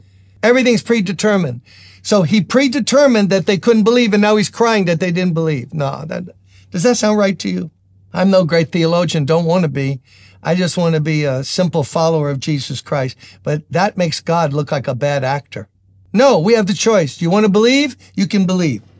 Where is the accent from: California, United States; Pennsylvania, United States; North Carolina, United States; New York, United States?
New York, United States; New York City; I'm a New Yorker, born and raised in Brooklyn, the best of the five boroughs.